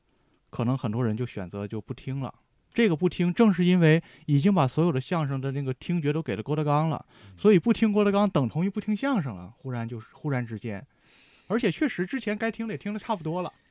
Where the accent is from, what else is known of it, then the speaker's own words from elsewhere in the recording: Heilongjiang, China; 尤其我是黑龙江人